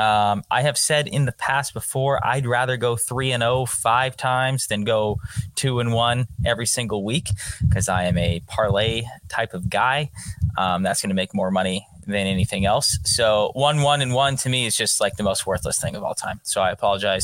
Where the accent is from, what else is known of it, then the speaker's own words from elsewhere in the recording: Arizona, United States; my home state of Arizona